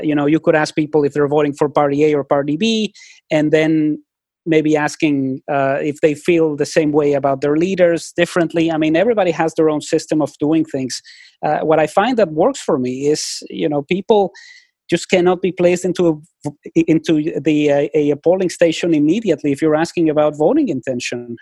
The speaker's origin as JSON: {"language": "English", "country": "Mexico", "tie": "born or raised there", "moved": "yes", "lives_now": "Vancouver, Canada", "said": "when I was growing up in Mexico"}